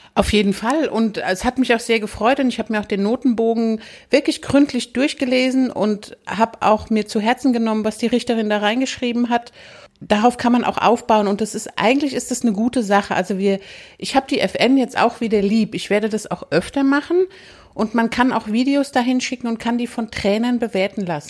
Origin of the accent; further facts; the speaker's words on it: Hesse, Germany; moved away; also born or lived in Upper Rhine Plain; Ich komme ja aus Hessen.